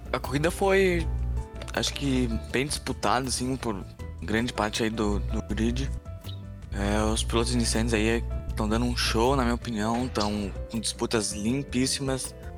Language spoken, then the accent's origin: Portuguese; Canoas, Rio Grande do Sul, Brazil; eu sou residente de Canoas, aqui no Rio Grande do Sul.